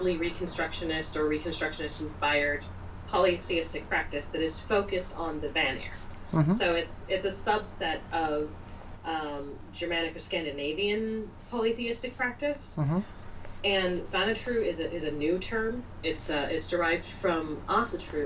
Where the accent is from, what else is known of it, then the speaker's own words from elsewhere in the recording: California Bay Area, United States; I'm from California Bay Area where heathenry is pretty liberal.